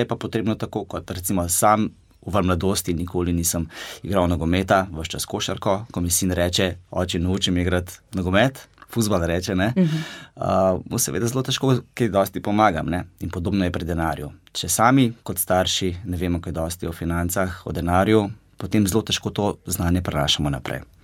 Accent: Gorenjska, Upper Carniola, Slovenia; Sam sem iz Gorenske

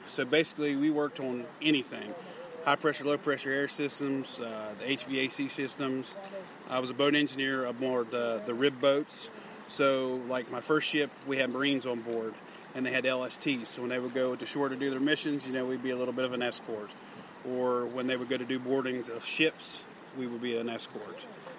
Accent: Elkins, West Virginia, United States; Yes, sir. I'm from Elkins.

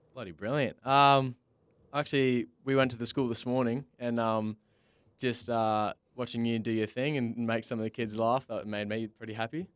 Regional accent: Bunbury, Western Australia, Australia; I'm originally from Bunbury, which is, uh, only two hours south of Perth

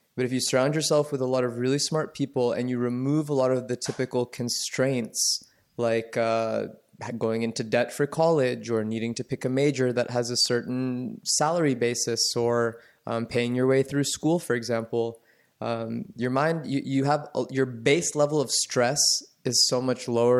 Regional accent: Atlanta, Georgia, United States; I grew up in the suburbs of Atlanta

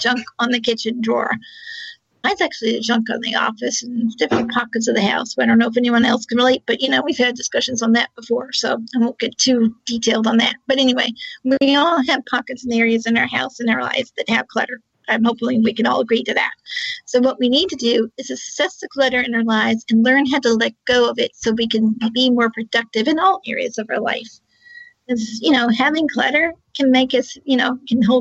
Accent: Charlottesville, Virginia, United States

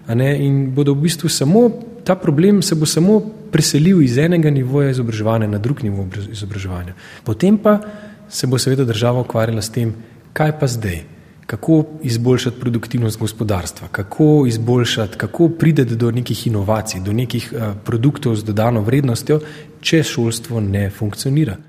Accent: Slovenia; Jaz tudi znam govoriti slovensko, se sem rojen v Sloveniji

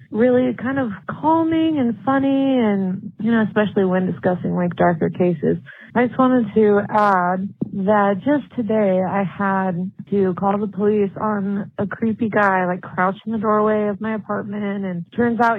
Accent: Utah, United States; Um, I'm from Utah

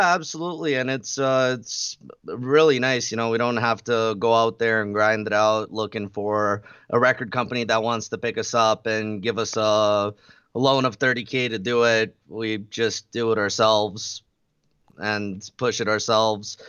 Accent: Red Deer, Alberta, Canada; We're from Red Deer, Alberta, in Canada

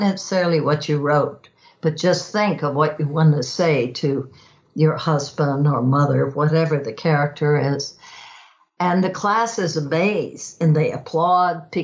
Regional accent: Texas, United States; growing up in Texas

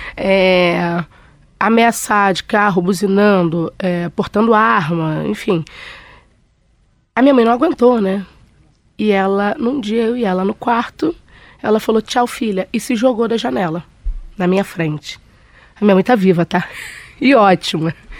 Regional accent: Rio de Janeiro, Brazil; eu sou carioca

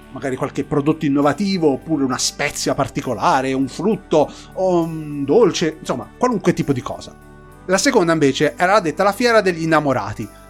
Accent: Tuscany, Italy; born or raised there

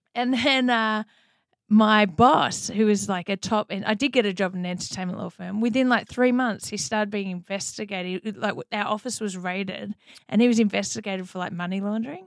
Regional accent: Melbourne, Victoria, Australia; accent: Australian; moved away as an adult; now in United States; I grew up in Melbourne, Australia

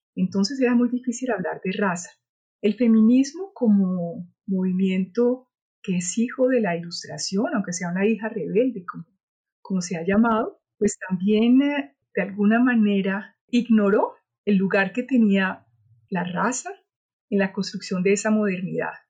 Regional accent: Cali, Valle del Cauca, Colombia; nací en Cali

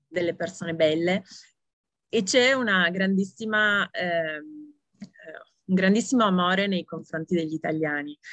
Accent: Italy; moved away as an adult

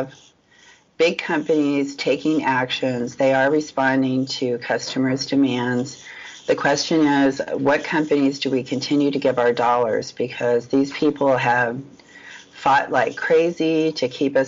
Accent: United States; being an American

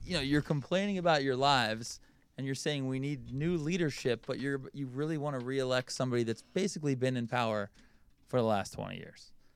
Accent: Philadelphia, Pennsylvania, United States; I'm from Philly

